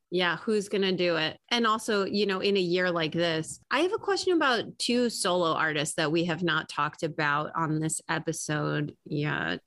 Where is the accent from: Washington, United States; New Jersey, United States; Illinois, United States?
Illinois, United States; Chicago; I'm from Chicago.